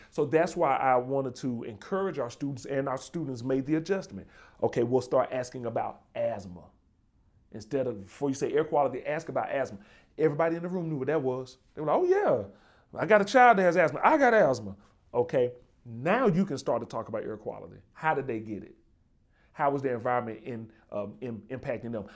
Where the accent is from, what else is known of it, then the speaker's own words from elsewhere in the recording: Birmingham, Alabama, United States; now in New Haven, United States; I'm from Birmingham, uh, Birmingham, Alabama